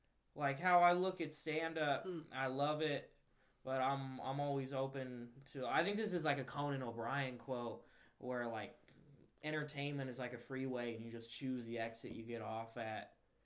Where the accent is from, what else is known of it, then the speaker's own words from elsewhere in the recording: San Diego, California, United States; also born or lived in South America; Yeah, I'm from San Diego.